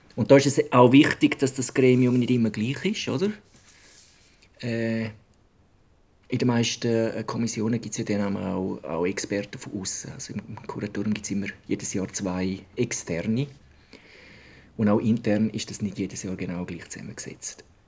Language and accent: German; Switzerland; bei uns in der Schweiz